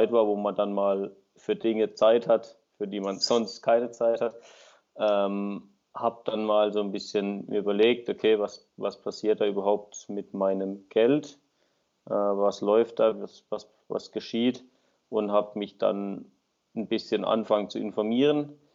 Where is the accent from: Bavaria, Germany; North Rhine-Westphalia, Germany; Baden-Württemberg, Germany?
Baden-Württemberg, Germany; bin 28, komme aus dem Süden von Deutschland, in der Nähe von Freiburg, ein kleiner Ort bin dort äh, selbstständig tätig als Winzer